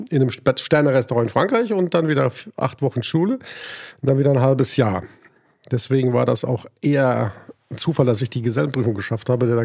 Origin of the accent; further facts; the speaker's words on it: Hanover, Lower Saxony, Germany; Ich komme aus der Weltstadt neben Berlin, aus Hannover.